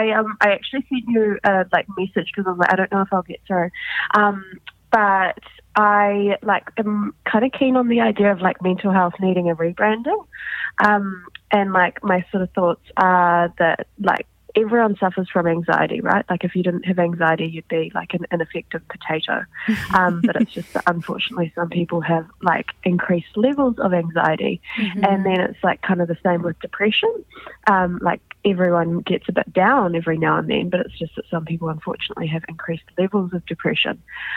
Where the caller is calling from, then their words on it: New Zealand; I'm calling from New Zealand.